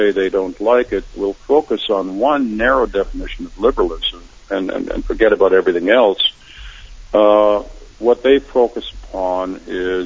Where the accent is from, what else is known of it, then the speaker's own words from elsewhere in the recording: Canada; I'm in a public school taught by nuns in Canada